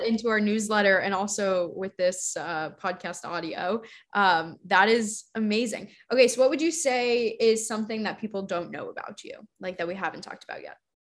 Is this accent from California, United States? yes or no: no; Arizona, United States; I'm from Arizona